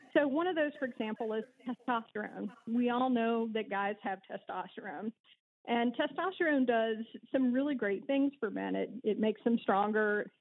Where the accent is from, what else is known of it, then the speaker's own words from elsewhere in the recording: Alabama, United States; accent: twang; moved away as an adult; also born or lived in Kentucky / Massachusetts / Nashville; There is just a hint of twang in my voice, which will reveal me to uh, to have been born and raised in South and Alabama, actually lived there, went to high school there